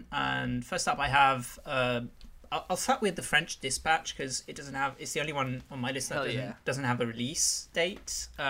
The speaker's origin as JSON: {"language": "English", "country": "United Kingdom", "accent": "British", "said": "the British-speaking guy on this"}